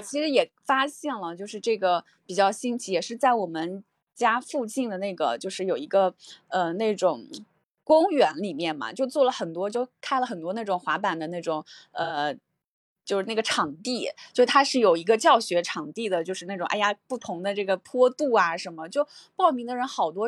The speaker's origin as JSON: {"language": "Chinese", "region": "Jiangsu-Zhejiang", "country": "China", "tie": "born or raised there", "moved": "yes", "said": "我们江浙这个山也很多嘛"}